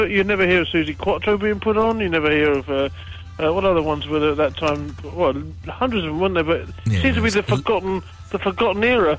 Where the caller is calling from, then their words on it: Elgin, Scotland, United Kingdom; I'm ringing from Elgin.